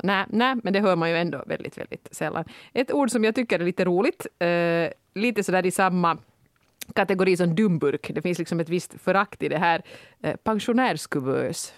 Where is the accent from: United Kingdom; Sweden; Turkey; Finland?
Finland; som finne